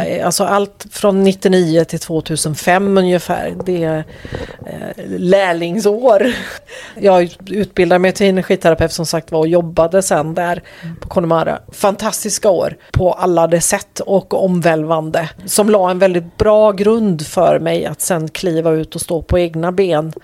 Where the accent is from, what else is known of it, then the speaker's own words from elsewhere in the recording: Bohuslän, Västra Götaland, Sweden; moved away as an adult; also born or lived in Skåne; flyttade sen upp till Bohuslän igen där jag kommer ifrån